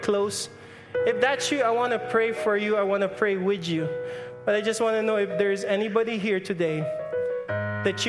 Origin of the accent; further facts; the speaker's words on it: Philippines; I'm Filipino.